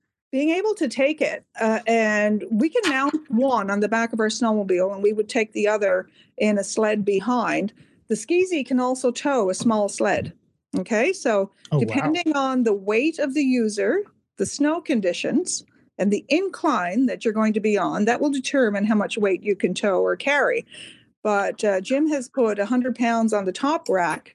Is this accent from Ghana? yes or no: no; Canada; your Canadian neighbors